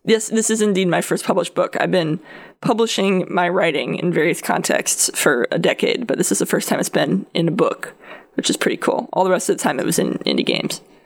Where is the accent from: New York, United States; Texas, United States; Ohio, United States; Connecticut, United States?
Connecticut, United States; I'm from Connecticut